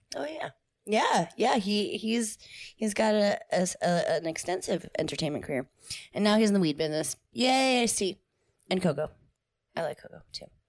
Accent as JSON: {"language": "English", "region": "New Jersey", "country": "United States", "moved": "yes", "said": "I am from New Jersey"}